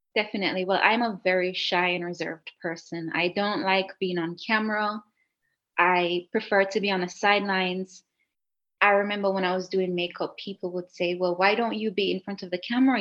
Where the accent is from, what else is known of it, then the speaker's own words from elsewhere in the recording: Jamaica; moved away as an adult; also born or lived in Cayman Islands; now in Italy; i was living in a beautiful island like next door to jamaica my hometown